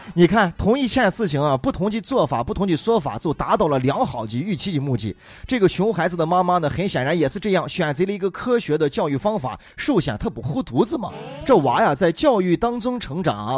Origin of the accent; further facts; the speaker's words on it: Xi'an, Shaanxi, China; 我们虽然是西安长大的，但是我们不是在西安的大雁塔广场长大的，也不是在钟楼那个尖尖顶顶长大的，也不是在石棉瓦上长大的